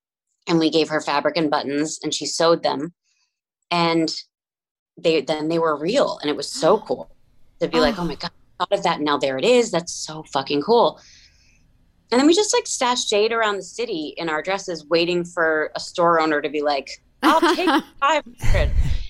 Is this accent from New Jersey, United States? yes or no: yes; New Jersey, United States; I had a neighbor growing up in New Jersey.